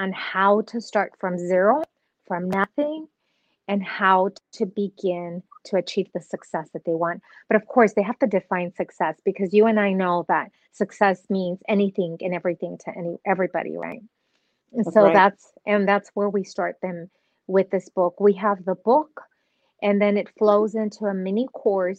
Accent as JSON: {"language": "English", "town": "Nuevo Laredo", "region": "Tamaulipas", "country": "Mexico", "tie": "born or raised there", "moved": "yes", "lives_now": "Dallas-Fort Worth, United States", "said": "I was born in Nuevo Laredo, Mexico."}